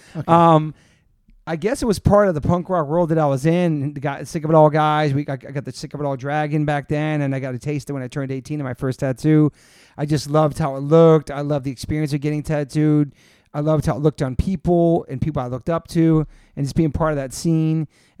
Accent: Newport, Rhode Island, United States; also born or lived in Southern Maryland; now in New York, United States; I moved to New York from Southern Maryland. I'd gone to shows in Washington, D.C., and saw some of the greatest concerts. And before that, lived in Newport, Rhode Island, where I grew up

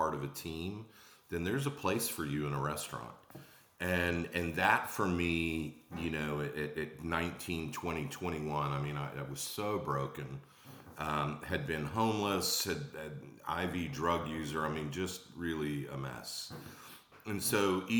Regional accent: Atlanta, Georgia, United States; moved away; also born or lived in Charleston, South Carolina; I was born in Atlanta, Georgia. I ended up in Charleston

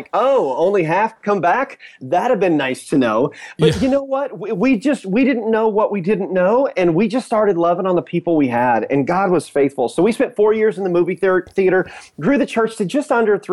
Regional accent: Indiana, United States; moved away as an adult; now in Fort Myers, United States; my wife and I were originally born and raised in Indiana in the Midwest.

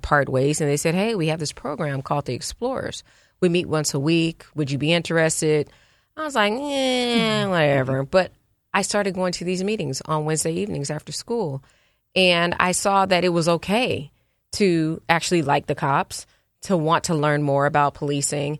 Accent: Oakland, California, United States; now in Philadelphia, United States; I'm from Oakland, California. Right. There's a lot of pride in being from the town, as we call it

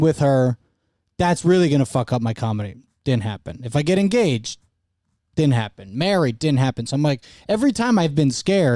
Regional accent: Fair Lawn, New Jersey, United States; also born or lived in Ridgewood, New Jersey; I didn't grow up in Ridgewood. I grew up in Fairlawn, New Jersey, which is the next town over.

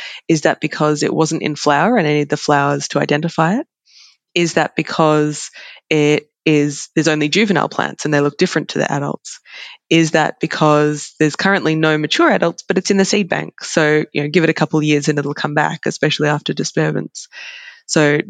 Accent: Australia; as an Australian

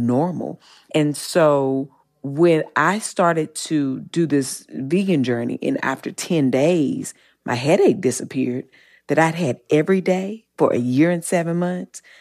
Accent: Eden, North Carolina, United States; I'm from the South and I, I grew up in, in Eden, North Carolina

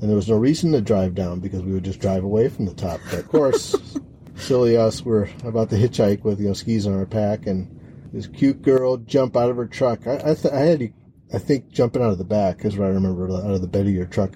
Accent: Chicago, Illinois, United States; I'm from Chicago.

